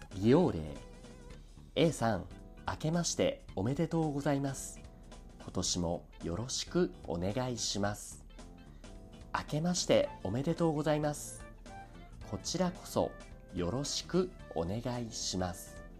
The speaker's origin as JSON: {"language": "Japanese", "region": "Saitama", "country": "Japan", "tie": "born or raised there", "said": "日本生まれ埼玉育ちのアニメオタクである"}